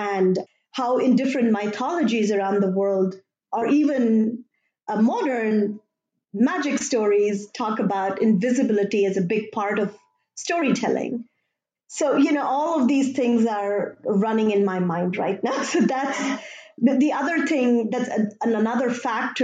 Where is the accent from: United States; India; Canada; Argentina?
India; moved away; I grew up in India